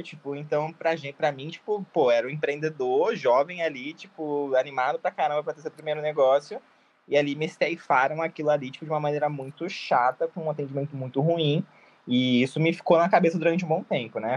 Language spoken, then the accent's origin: Portuguese; Itapeva, São Paulo, Brazil; moved away; Eu sou do interior de São Paulo, tá? Eu sou uma cidade chamada Itapeva